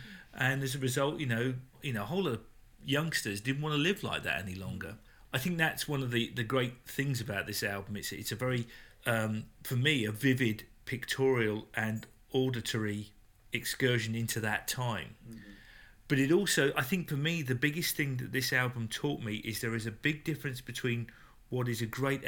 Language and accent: English; England, United Kingdom; as an Englishman who grew up during this time